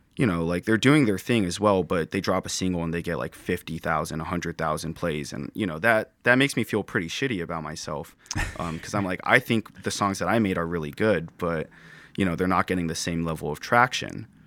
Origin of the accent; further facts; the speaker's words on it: Santa Clara, California, United States; moved away as an adult; born, or born and raised in Santa Clara